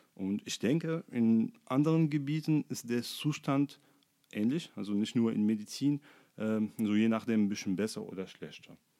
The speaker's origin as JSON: {"language": "German", "town": "Sfax", "region": "Sfax Governorate", "country": "Tunisia", "tie": "born or raised there", "also_born_or_lived": "Monastir, Tunisia / Düsseldorf, Germany", "second_language": "German", "moved": "as an adult", "lives_now": "Erfurt, Germany", "said": "ich bin in Sfax geboren. Ähm, das ist ein Stadt im Ostenzentrum von Tunesien. Ähm, ich bin dort aufgewachsen"}